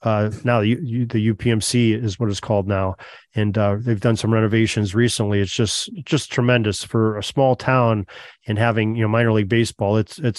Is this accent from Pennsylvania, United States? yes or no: yes; Erie, Pennsylvania, United States; as an Erieite, you know, thank you and your cohorts for the efforts. I grew up right near Ainsworth Field.